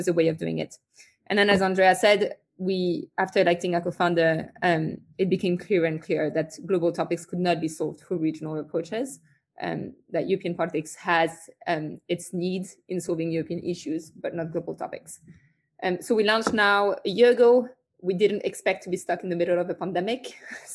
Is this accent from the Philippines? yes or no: no; France; accent: French; As you'll also hear from my accent, I'm French